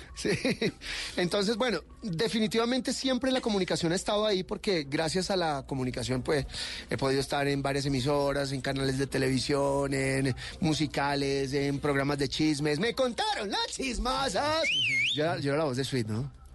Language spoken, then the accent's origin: Spanish; Barranquilla, Atlántico, Colombia; Nací en Barranquilla Atlántico, aunque no parezca.